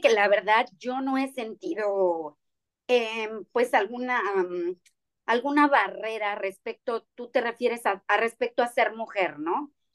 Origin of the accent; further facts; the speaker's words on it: Mexico; now in Cancún, Mexico; algo hecho en nuestro país, algo que trabajamos con artesanos, algo que me gusta realmente mostrar de nuestro país